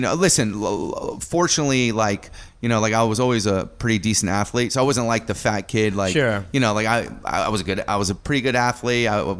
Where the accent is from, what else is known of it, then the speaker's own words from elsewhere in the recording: Milford, Connecticut, United States; now in New York City, United States; I'm from Connecticut.